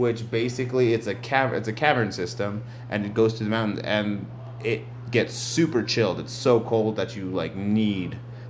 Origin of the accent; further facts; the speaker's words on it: New Mexico, United States; whenever we say we're from New Mexico